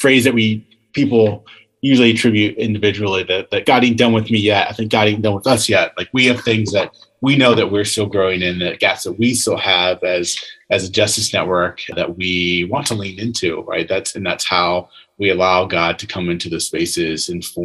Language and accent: English; Virginia, United States; I grew up in Virginia